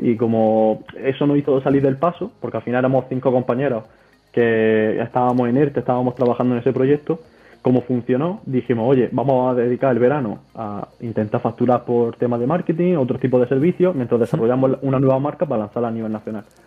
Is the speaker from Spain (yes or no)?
yes; Almería, Andalusia, Spain; tengo 24 años y soy de Almería.